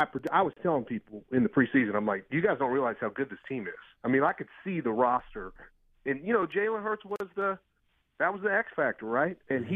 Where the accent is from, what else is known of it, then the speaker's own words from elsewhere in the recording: Kansas City, Missouri, United States; When I was a kid, the Chiefs were terrible. I had to pick a team, and I picked Buddy Ryan and Eagles.